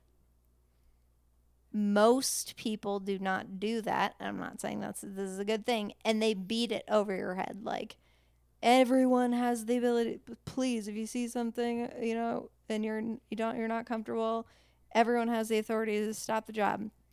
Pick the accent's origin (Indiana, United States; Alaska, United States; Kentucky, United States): Alaska, United States; Anchorage; Alaska's a pretty diverse place, and I grew up in Airport Heights.